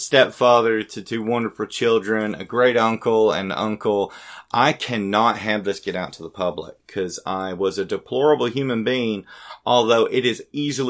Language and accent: English; Greenville, United States; my hometown of Greenville.